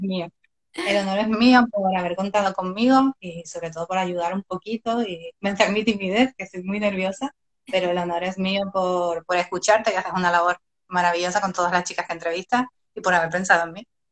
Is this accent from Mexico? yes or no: no; Canary Islands, Spain; yo soy canaria, mis mejores amigos en la isla